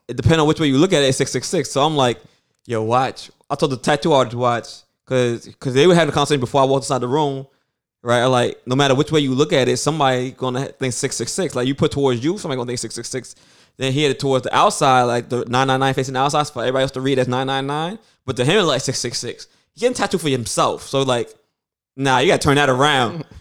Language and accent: English; New York City, New York, United States; we're from Brooklyn.